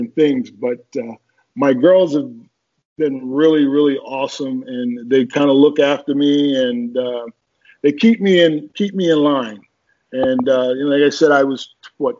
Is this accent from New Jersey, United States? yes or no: yes; Newark, New Jersey, United States; also born or lived in Birmingham, Alabama; I grew up in Newark, New Jersey. I was not born there. I was born in Birmingham, Alabama, but I left Birmingham when I was 7